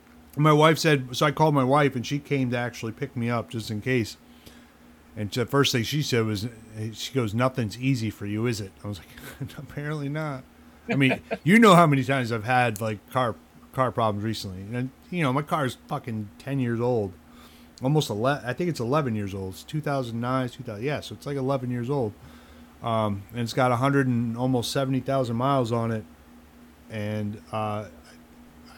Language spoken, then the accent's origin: English; Albany, New York, United States; When I was a kid growing up in Albany, New York